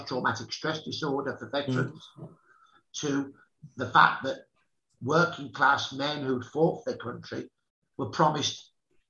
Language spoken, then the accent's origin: English; Birmingham, West Midlands, United Kingdom